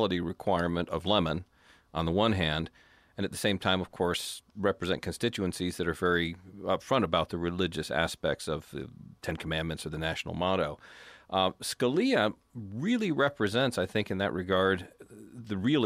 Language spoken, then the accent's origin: English; Tennessee, United States; my home state of Tennessee here